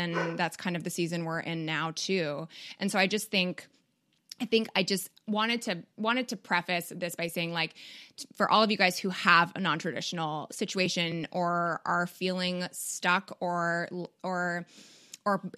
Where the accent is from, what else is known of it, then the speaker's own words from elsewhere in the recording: Canada; moved away; I'm from Canada